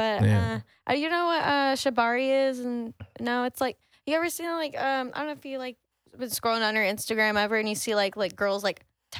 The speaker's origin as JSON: {"language": "English", "town": "Houston", "region": "Texas", "country": "United States", "tie": "born or raised there", "said": "I'm from Houston."}